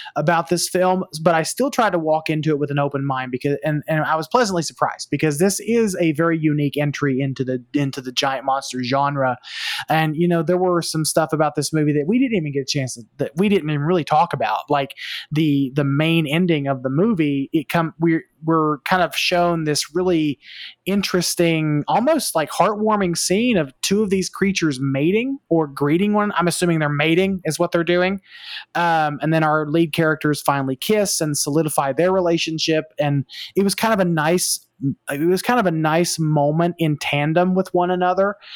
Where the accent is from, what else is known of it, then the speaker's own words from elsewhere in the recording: the South, United States; I am from the South, or I am Southern. I am not necessarily as South as Travis